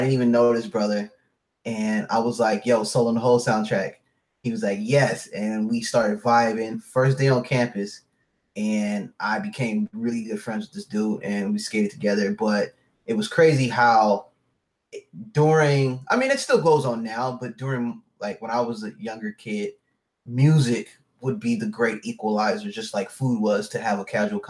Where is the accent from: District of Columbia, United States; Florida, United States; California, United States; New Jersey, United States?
California, United States; SoCal; moved away as an adult; also born or lived in San Jose; not living in San Jose. I was coming from SoCal.